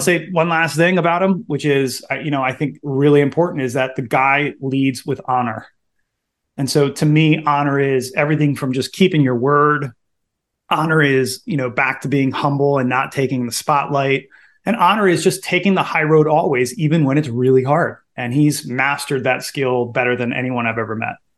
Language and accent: English; Baltimore, Maryland, United States; I am originally from Baltimore, born and raised